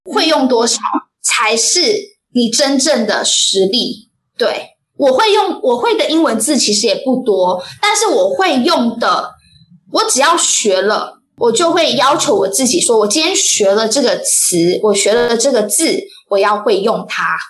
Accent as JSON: {"language": "Chinese", "country": "Taiwan", "also_born_or_lived": "Hsinchu", "said": "我们台湾人"}